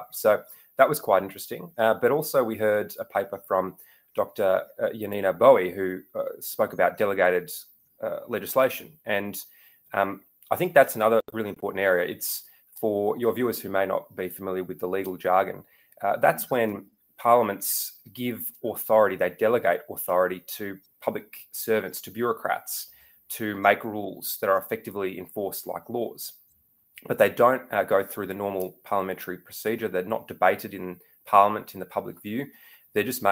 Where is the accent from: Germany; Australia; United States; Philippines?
Australia; Melbourne, Victoria; I'm from Melbourne